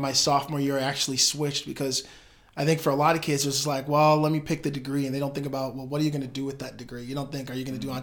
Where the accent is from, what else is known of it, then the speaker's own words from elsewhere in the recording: Madison, Wisconsin, United States; I'm from Madison, Wisconsin, born and raised